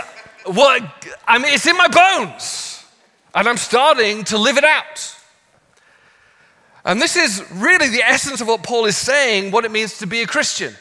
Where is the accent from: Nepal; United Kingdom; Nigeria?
United Kingdom; England; moved away as an adult; now in Los Angeles, United States; And I'm from England, my wife is Australian.